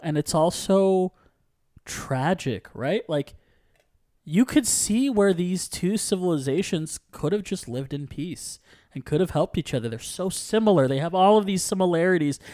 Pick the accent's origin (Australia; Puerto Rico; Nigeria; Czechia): Puerto Rico; I'm from Puerto Rico